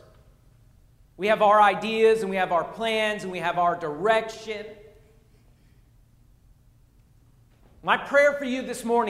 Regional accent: Pennsylvania, United States; moved away; I'm from Pennsylvania

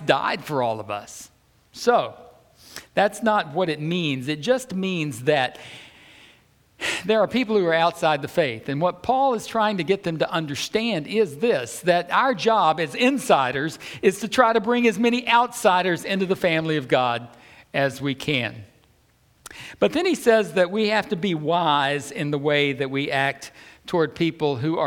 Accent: the South, United States; I'm from the South

